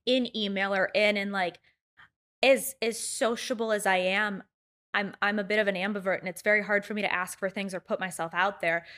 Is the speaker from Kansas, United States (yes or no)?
no; Chicago, Illinois, United States; I grew up in Chicago